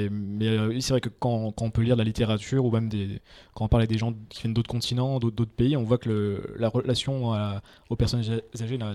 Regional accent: Nancy, Grand Est, France; moi je viens de Nancy

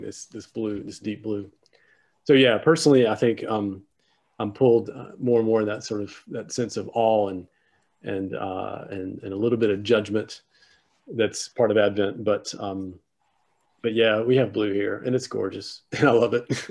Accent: South Carolina, United States; moved away as an adult; also born or lived in Austin, Texas; I grew up in South Carolina, but I'm, I am a priest of this diocese

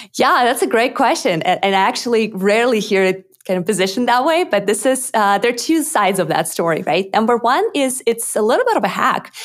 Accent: Moscow, Russia; English is a second language; moved away as an adult; now in Austin, United States; I was actually born in Russia, in Moscow. So most of my life I grew up in, in Moscow

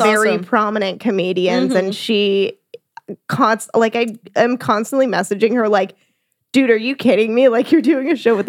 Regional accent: Vacaville, California, United States; born or raised there; moved away as an adult; now in Austin, United States

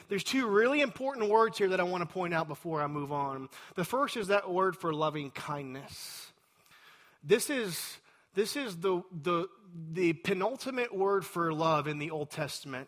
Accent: Texas, United States; I'm a Texan

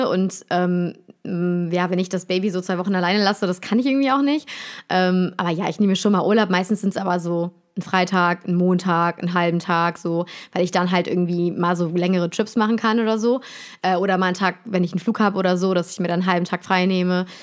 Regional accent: Cologne, North Rhine-Westphalia, Germany; also born or lived in Bonn; Ja, ich komme, ich bin Kölsche Mädchen

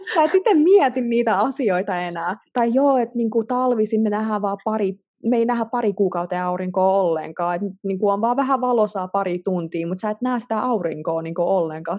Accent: Finland; moved away as an adult; me suomalaiset

